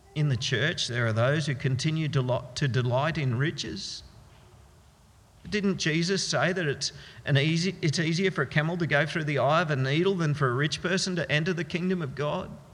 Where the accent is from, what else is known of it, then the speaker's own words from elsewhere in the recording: Australia; we Australians have gotten used to something called dual citizenship